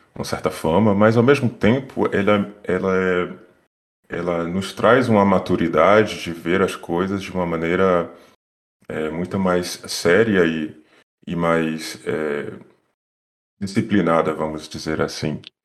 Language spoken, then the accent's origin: Portuguese; Bahia, Brazil; first language Portuguese; moved away as an adult; now in France; eu sou baiano, fiz na Universidade Federal da Bahia